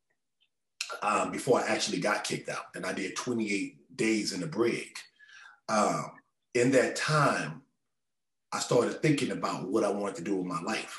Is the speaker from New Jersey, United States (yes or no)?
no; Los Angeles, California, United States; I was born in South Central Los Angeles